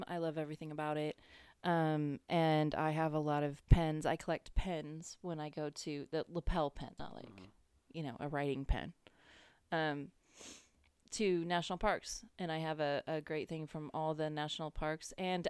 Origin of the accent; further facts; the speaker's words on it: California, United States; also born or lived in Gloucester, Massachusetts; So I grew up in Northern California where they do not drive crazy.